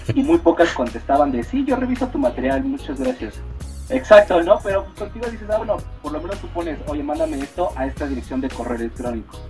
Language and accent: Spanish; Mexico; nosotros somos una banda mexicana